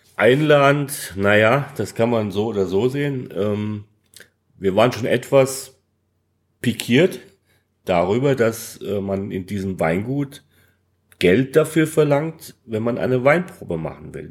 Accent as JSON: {"language": "German", "region": "Hesse", "country": "Germany", "said": "als Hesse"}